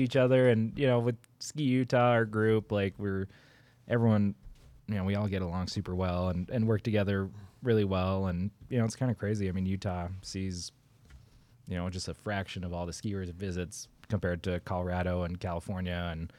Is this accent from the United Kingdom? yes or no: no; Canada; I am Canadian.